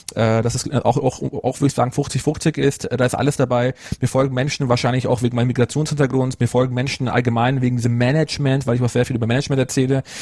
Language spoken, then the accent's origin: German; Munich, Bavaria, Germany; also born or lived in Ruhpolding; komme aus Bayern. Also ich bin gebürtiger Münchner, Münchner aufgewachsener, lebe mein Leben lang schon in Oberbayern